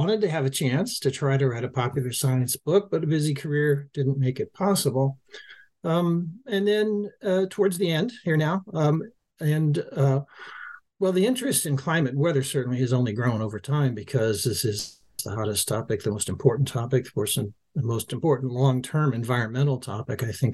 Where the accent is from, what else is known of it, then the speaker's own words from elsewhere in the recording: Los Angeles, California, United States; I grew up in Los Angeles